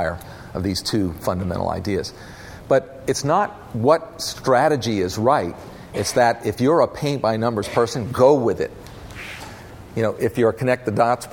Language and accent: English; North Carolina, United States; We're originally from North Carolina, my family